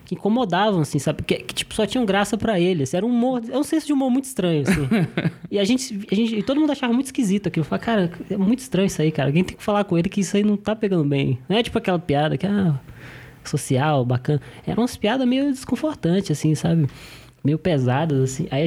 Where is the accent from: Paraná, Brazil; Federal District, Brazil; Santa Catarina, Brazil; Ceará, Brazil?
Federal District, Brazil; Brasília; Sou de Brasília.